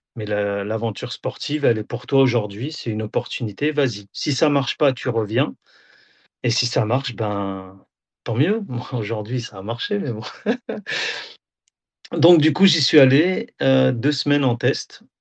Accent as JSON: {"language": "French", "town": "Auxerre", "region": "Bourgogne-Franche-Comté", "country": "France", "also_born_or_lived": "Nador, Morocco (ancestry)", "moved": "as an adult", "lives_now": "Rabat, Morocco", "said": "je suis d'Auxerre à la base"}